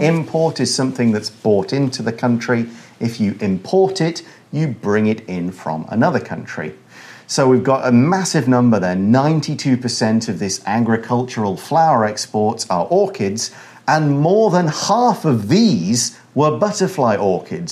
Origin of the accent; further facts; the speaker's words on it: United Kingdom; now in Taiwan; I come from the United Kingdom.